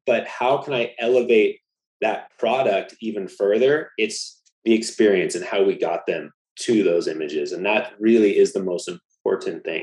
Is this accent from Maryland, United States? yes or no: no; Laguna Beach, California, United States; moved away as an adult; also born or lived in Maui; I grew up in Laguna Beach